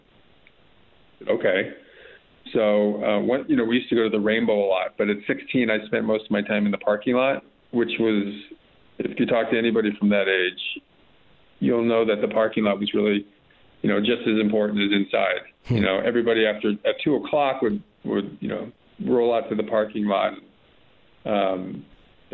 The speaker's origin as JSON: {"language": "English", "town": "Los Angeles", "region": "California", "country": "United States", "tie": "born or raised there", "said": "I'm from Los Angeles, the Hollywood Hills"}